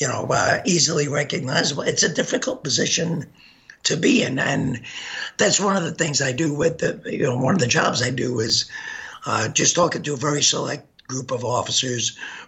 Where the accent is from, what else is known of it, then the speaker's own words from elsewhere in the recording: New York City, New York, United States; now in Wisconsin, United States; I grew up in Brooklyn. My mom worked in a bank.